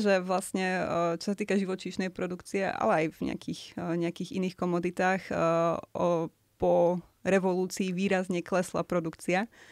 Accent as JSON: {"language": "Slovak", "town": "Poprad", "region": "Prešov Region", "country": "Slovakia", "said": "ja som z Popradu"}